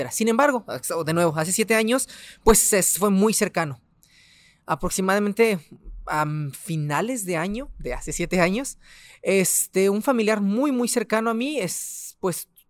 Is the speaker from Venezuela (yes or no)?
no; Ciudad Juárez, Chihuahua, Mexico; also born or lived in Delicias, Chihuahua; tengo 29 años, soy del estado de Chihuahua, de la ciudad de Delicias, pero llevo aquí 25 años en Juárez. Entonces, soy prácticamente juarense.